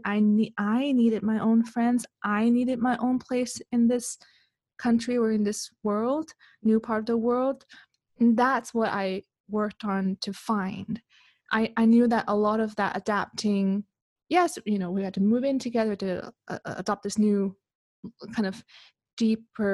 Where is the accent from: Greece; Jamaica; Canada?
Canada; moved away as an adult; also born or lived in Hong Kong / Switzerland; now in Malaysia; Even though I grew up in Canada, I was born in Hong Kong